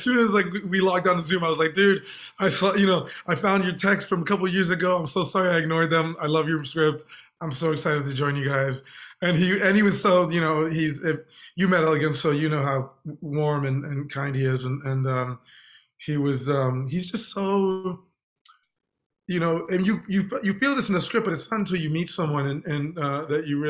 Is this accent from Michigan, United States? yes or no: no; Texas, United States; I'm from Texas